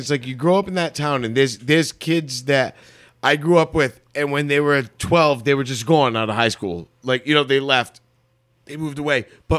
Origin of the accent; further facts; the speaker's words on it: Bristol, Rhode Island, United States; we grew up in Bristol. We were born and raised in Bristol.